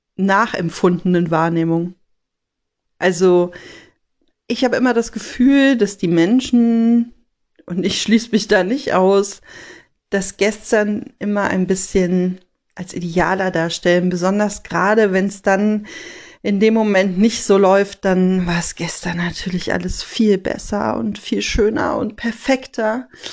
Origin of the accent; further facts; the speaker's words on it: Rhineland, Germany; bei uns im Rheinland